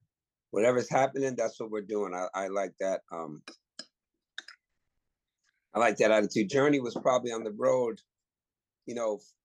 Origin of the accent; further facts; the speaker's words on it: the Bay Area, California, United States; growing up in the Bay in the 80s and 90s